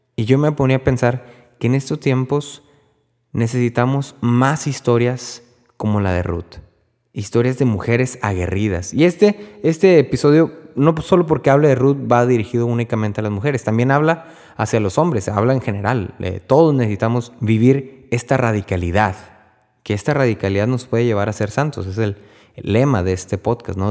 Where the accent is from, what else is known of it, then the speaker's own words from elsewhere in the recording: Texas, United States; yo soy de Texas